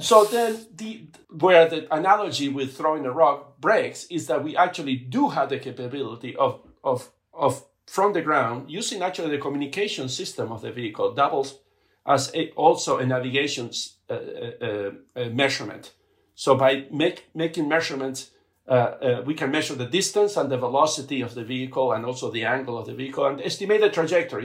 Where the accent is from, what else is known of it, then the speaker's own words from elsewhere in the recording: Buenos Aires, Argentina; also born or lived in Patagonia, Argentina; now in United States; I grew up in Argentina